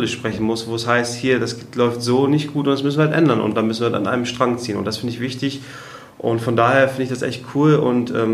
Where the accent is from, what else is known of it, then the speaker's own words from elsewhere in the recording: Kiel, Schleswig-Holstein, Germany; in Kiel, wo ich herkomme